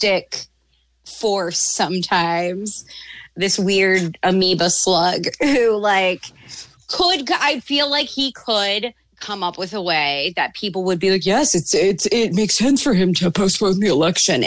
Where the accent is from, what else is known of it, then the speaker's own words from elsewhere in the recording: Baltimore, Maryland, United States; now in Jersey City, United States; Baltimore. My hometown